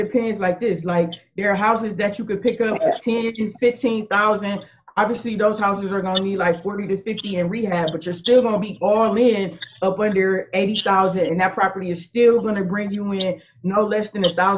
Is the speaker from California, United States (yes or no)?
no; Akron, Ohio, United States; I grew up in Akron. I was actually born and raised in Akron